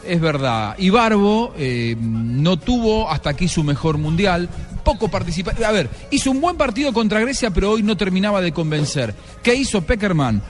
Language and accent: Spanish; Castelar, Buenos Aires Province, Argentina; moved away; yo era eh, un chico de Castelar viendo en Buenos Aires